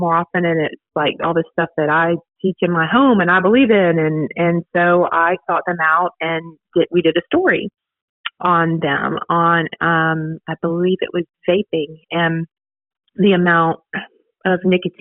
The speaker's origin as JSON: {"language": "English", "region": "Virginia", "country": "United States", "moved": "as an adult", "lives_now": "Dothan, United States", "said": "I'm from Virginia originally. Moved to Dothan about 10 years ago"}